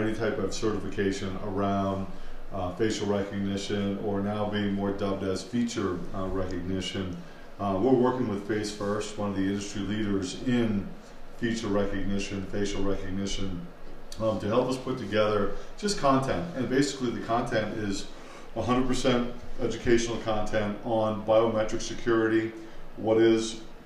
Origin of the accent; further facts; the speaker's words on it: Boston, Massachusetts, United States; accent: Boston; my Boston accent